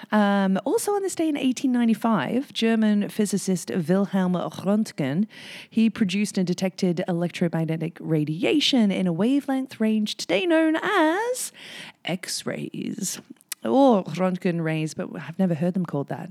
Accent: England, United Kingdom; now in Whistler, Canada; when I was growing up in England

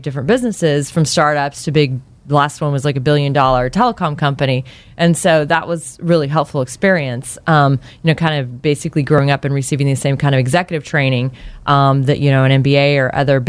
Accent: Los Angeles, California, United States; I was actually born in L.A.

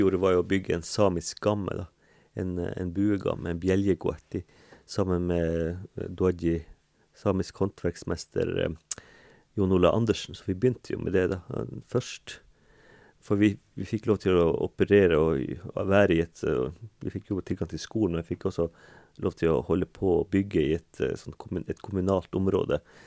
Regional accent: Kåfjord, Troms, Norway; jeg kommer fra et småbruk da, med, i, ved sjøen, da, i, ved Kåfjorden, Gaivåtna, der oppe i Nord-Troms

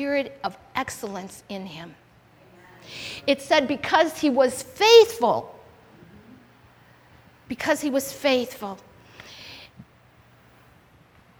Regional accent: United States; I'm American

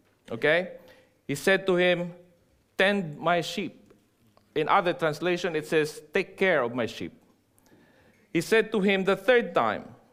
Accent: Philippines; moved away as an adult; now in New Zealand; I am no longer a Filipino nor a Kiwi, right? My passport is black, and also in maroon. Okay, so I'm a dual citizen. I'm a Kiwi Pino, full fledged.

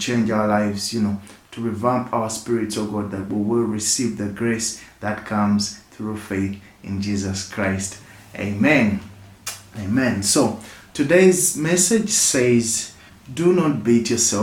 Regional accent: Uganda; I come from Uganda and I work with Rock Projects Uganda

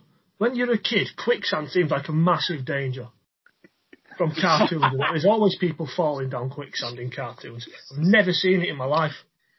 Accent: Yorkshire and the Humber, United Kingdom; I am a Yorkshireman.

